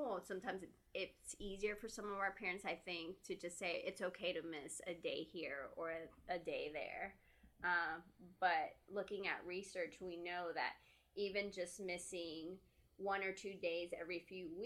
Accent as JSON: {"language": "English", "region": "Texas", "country": "United States", "tie": "born or raised there", "moved": "yes", "said": "I'm from Texas. I grew up there and I'm here and we don't have family"}